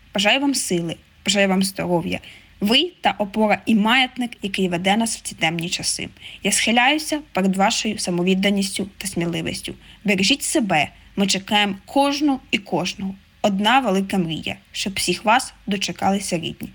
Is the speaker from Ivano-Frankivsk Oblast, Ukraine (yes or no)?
yes; Ivano-Frankivsk Oblast, Ukraine; now in Kyiv, Ukraine; живу в Києві, родом з Івано-Франківщини